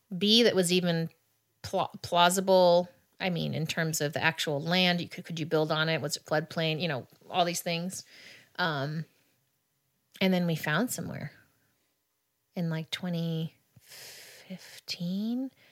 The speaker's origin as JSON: {"language": "English", "town": "Kansas City", "region": "Missouri", "country": "United States", "tie": "born or raised there", "also_born_or_lived": "Texas", "moved": "yes", "said": "I was born on the Kansas side. However, I lived on the Missouri side pretty much my whole life. That's where I grew up."}